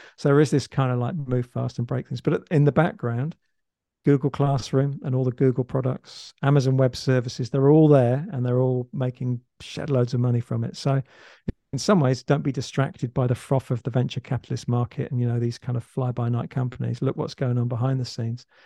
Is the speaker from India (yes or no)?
no; England, United Kingdom; now in Australia; I'm actually English, so I, I used to live in England, now I live in Australia.